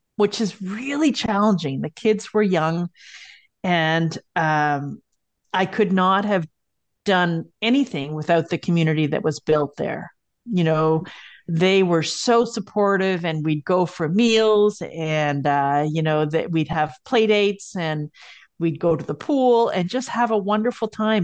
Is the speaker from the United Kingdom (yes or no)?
no; Montreal, Quebec, Canada; moved away; also born or lived in Kingston / Winnipeg / Colorado Springs / Germany; I grew up in Montreal